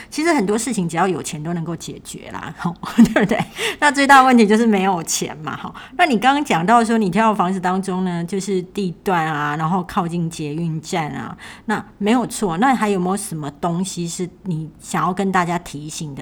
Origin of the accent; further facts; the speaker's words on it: Kaohsiung, Taiwan; moved away; 我是高雄人，所以有一天我可能会回高雄